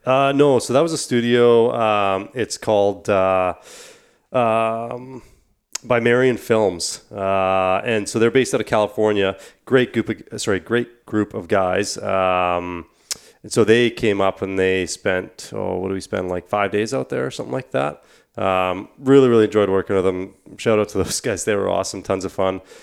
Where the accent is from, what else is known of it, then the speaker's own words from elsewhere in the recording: Canada; I think we all kind of identify as Canadians, uh, first and foremost